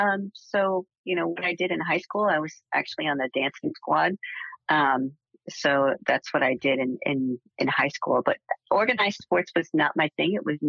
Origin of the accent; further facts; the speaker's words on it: outside of Cleveland, Northeast Ohio, United States; I grew up in Northeast Ohio, outside of Cleveland.